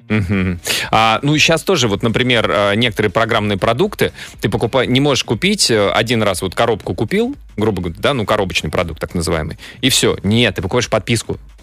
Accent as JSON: {"language": "Russian", "country": "Russia", "said": "я, я россиянин"}